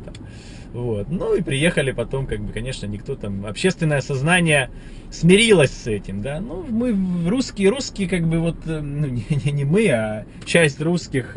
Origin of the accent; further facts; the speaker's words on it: Russia; я вот как россиянин